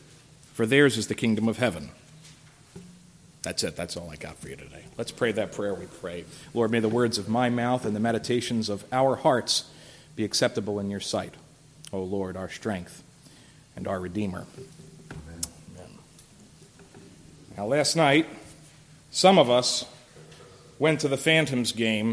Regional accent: Philadelphia, Pennsylvania, United States; moved away; I'm from Philadelphia originally

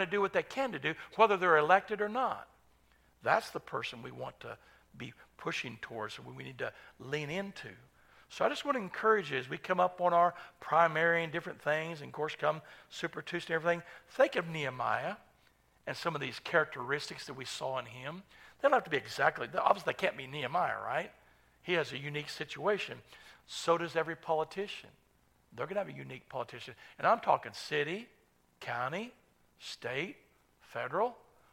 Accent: United States; as an American citizen

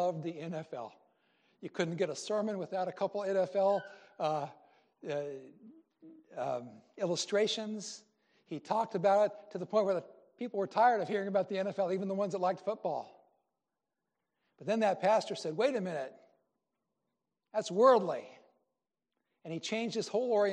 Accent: Iowa, United States; moved away; also born or lived in Delaware; Scandinavian-rooted guy got married to a Cuban. As far as the dinner eating part was, when in Iowa for me, it was meat, potatoes, and a vegetable

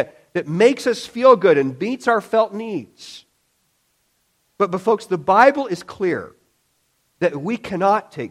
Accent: Illinois, United States; as a kid, growing up in Illinois back then

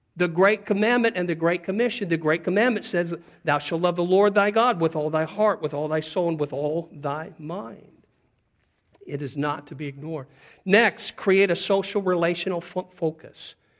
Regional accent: Pacific Northwest, United States; moved away; where I grew up in the Pacific Northwest

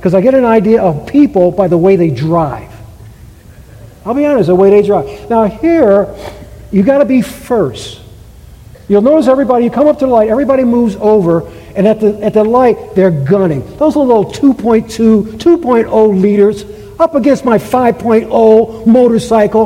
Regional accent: Cleveland, Ohio, United States; we grew up in Cleveland, my wife

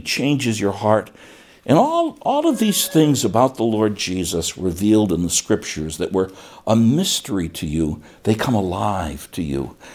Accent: United States; when I was born in 1951, I was born as an American citizen.

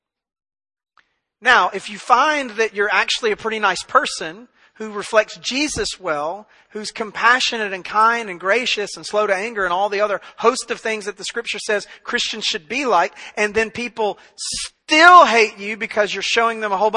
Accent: Memphis, Tennessee, United States; now in East Texas, United States; I grew up in Memphis

